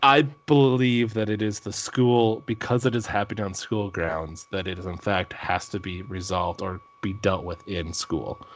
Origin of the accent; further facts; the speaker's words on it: Minnesota, United States; I am from Minnesota. We say pop. duck, duck, gray duck